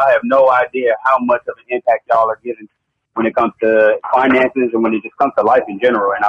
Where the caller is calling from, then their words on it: Charlotte, North Carolina, United States; I'm calling from Charlotte, North Carolina.